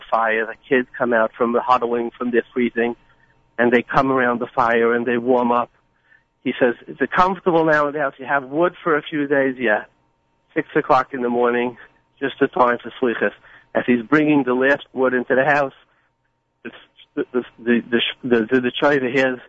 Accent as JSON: {"language": "English", "town": "New York City", "region": "New York", "country": "United States", "tie": "born or raised there", "said": "I grew up in Borough Park and Flatbush with all the good Jews"}